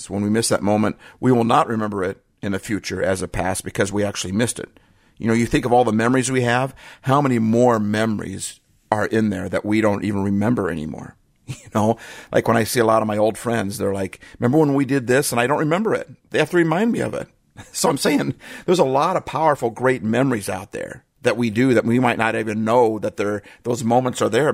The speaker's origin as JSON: {"language": "English", "region": "Midwest", "country": "United States", "tie": "born or raised there", "moved": "yes", "lives_now": "Pacific Northwest, United States", "said": "I grew up in the Midwest"}